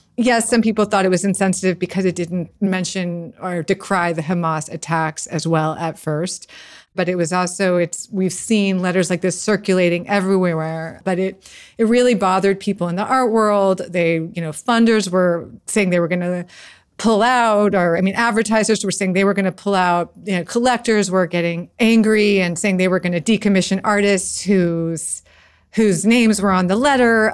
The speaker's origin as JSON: {"language": "English", "country": "United States", "said": "I'm an American Jew"}